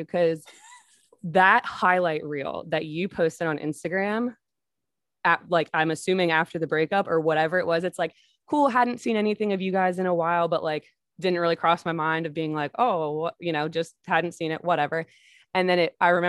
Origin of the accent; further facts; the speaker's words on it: Pennsylvania, United States; Monica and I grew up in Pennsylvania.